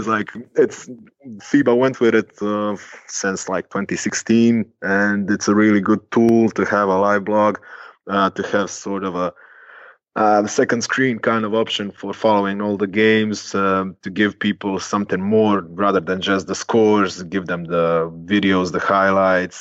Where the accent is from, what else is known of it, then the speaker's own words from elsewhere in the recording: Split, Split-Dalmatia County, Croatia; now in Zagreb, Croatia; growing up in Dalmatia and Split.